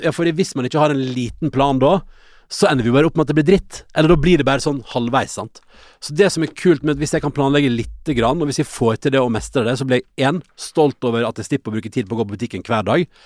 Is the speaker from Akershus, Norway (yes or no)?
no; Førde, Vestland, Norway; moved away; når jeg er hjemme i Førde